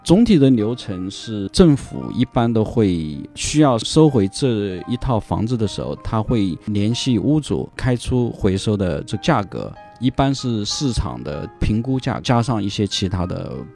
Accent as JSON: {"language": "Chinese", "country": "China", "moved": "yes", "lives_now": "Australia", "said": "我们中国人"}